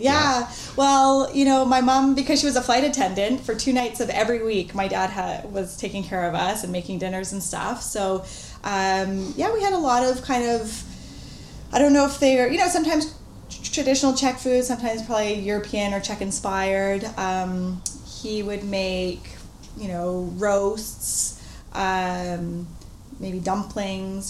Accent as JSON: {"language": "English", "town": "Vancouver", "region": "British Columbia", "country": "Canada", "tie": "born or raised there", "said": "I grew up in Vancouver"}